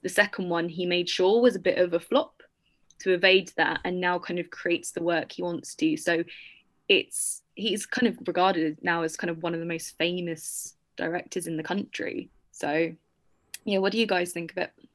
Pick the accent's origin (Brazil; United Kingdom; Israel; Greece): United Kingdom; as a Brit